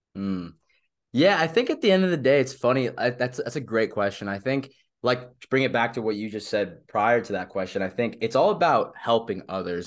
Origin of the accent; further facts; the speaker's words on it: Southern California, United States; moved away as an adult; also born or lived in Manhattan, New York; I'm originally from Southern California, born and raised there